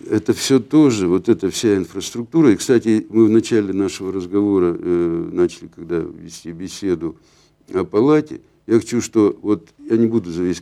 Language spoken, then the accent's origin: Russian; Nizhny Tagil, Sverdlovsk Oblast, Russia; Вот я родился в Нижнем Тагиле. Я живу здесь. Для меня Нижний Тагил – это то место, это моя родина.